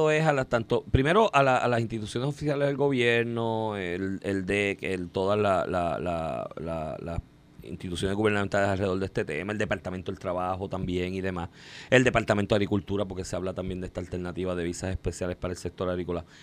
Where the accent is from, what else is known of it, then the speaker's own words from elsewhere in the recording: Cuba; moved away; Y yo soy cubano y vine aquí a trabajar y trabajo todos los días, 6